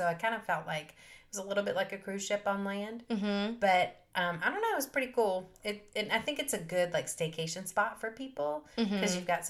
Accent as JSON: {"language": "English", "region": "the South", "country": "United States", "said": "And we're from the South"}